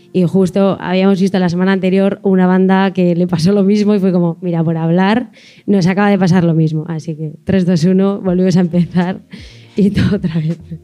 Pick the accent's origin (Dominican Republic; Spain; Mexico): Spain; Cizur Mayor, Navarre; vengo de Cizur Mayor